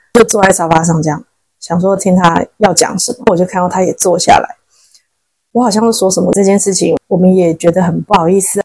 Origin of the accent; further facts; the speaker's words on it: Taiwan; now in China; 我们台湾人